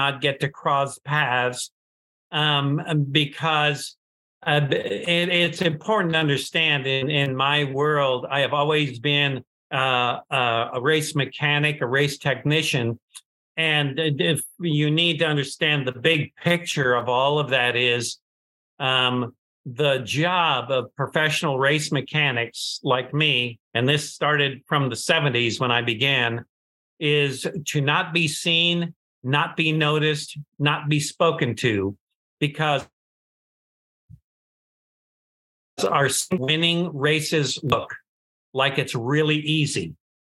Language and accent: English; San Diego, California, United States; also born or lived in Detroit, Michigan; We moved to San Diego